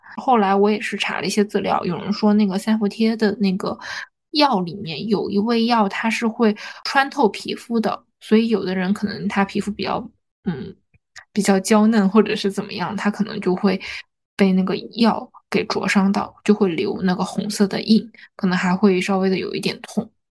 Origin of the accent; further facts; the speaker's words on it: Harbin, Heilongjiang, China; 就是我们哈尔滨人冬天也是吃冰淇淋的